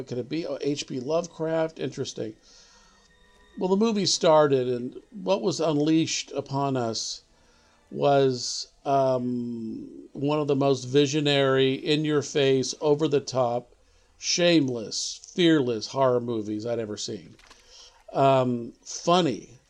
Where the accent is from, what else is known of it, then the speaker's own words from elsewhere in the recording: Portland, Oregon, United States; moved away as an adult; now in Los Angeles, United States; when I moved to Los Angeles when I was 18 from Portland, Oregon.